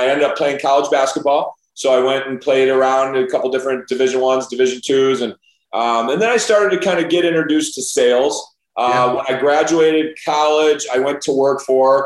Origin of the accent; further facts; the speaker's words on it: Chicago, Illinois, United States; as a young kid growing up in the North Shore of Chicago